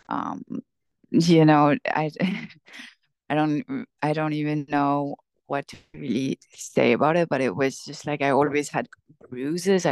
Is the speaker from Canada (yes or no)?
no; Syria; moved away; I'm from Syria. I grew up in Syria